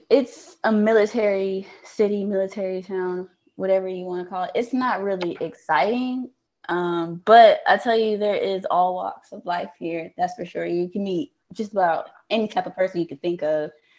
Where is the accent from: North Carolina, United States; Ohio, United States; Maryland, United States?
North Carolina, United States; Fayetteville; moved away; I'm from Fayetteville, North Carolina.